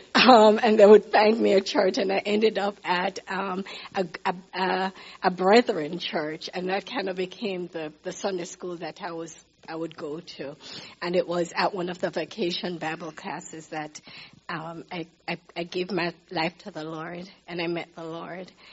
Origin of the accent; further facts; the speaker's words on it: Kingston, Jamaica; moved away as an adult; also born or lived in Baltimore, Maryland / Nigeria / Zambia; I was born in Jamaica, Kingston, Jamaica.